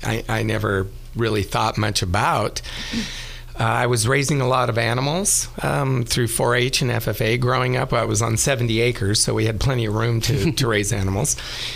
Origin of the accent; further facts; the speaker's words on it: Escalon, California, United States; I grew up in the Central Valley near the town of Modesto, little farming town called Escalon. My dad and my grandfather farmed wine grapes in almonds